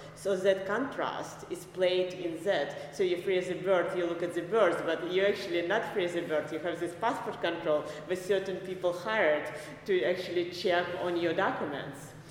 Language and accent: English; Minsk, Belarus; moved away as an adult; now in New York City, United States; I was born in Minsk, Belarus, and um, I uh, went to art school there. And uh, right after art school, I immigrated with my family, with my mother, to United States